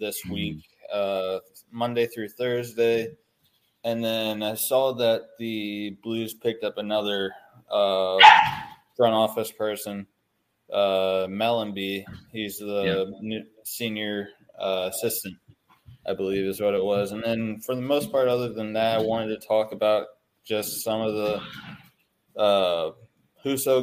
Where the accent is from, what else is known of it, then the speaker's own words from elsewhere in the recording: St. Louis, Missouri, United States; for myself and Brandon and a lot of us, we're all from the St. Louis area